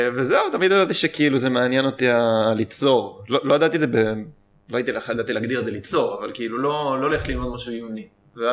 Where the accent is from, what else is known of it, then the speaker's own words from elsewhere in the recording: Israel; כשהייתי קטן גדלתי במושב